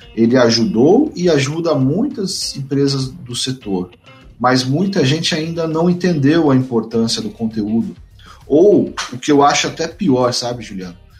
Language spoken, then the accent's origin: Portuguese; São Paulo, Brazil; moved away as an adult; now in Mato Grosso do Sul, Brazil; eu sou de São Paulo, vim morar, trabalhar no Mato Grosso do Sul.